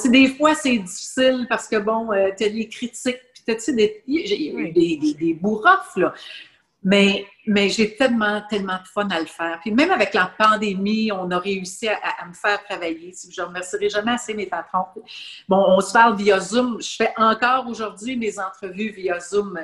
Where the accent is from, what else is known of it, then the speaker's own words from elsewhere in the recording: Laval, Quebec, Canada; Et j'étais native de Laval. Je demeurais tout près de l'aréna